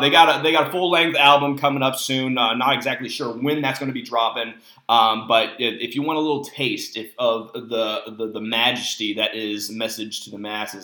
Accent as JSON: {"language": "English", "town": "Tucson", "region": "Arizona", "country": "United States", "tie": "born or raised there", "said": "My hometown"}